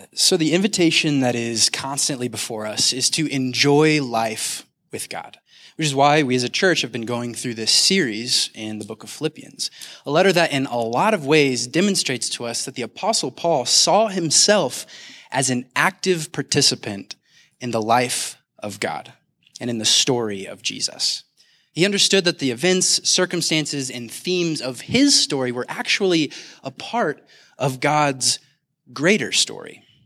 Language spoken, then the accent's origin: English; Kansas City, United States; now in Denver, United States; I'm actually originally from Kansas City.